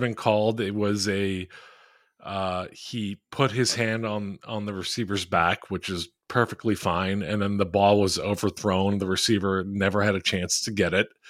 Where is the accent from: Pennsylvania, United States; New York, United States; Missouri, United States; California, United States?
Pennsylvania, United States; Philadelphia; I am in a Philly group chat with a, a bunch of people I grew up with in Philly